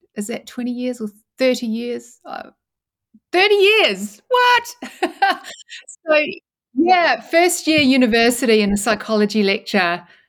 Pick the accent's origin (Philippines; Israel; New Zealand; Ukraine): New Zealand; also born or lived in Christchurch, New Zealand / Dunedin, New Zealand; I grew up in New Zealand